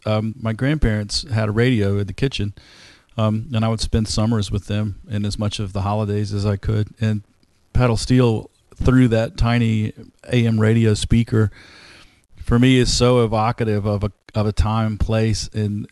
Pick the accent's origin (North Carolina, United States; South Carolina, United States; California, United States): North Carolina, United States; Rockingham County; I grew up in Rockingham County, same county as B.J. Barham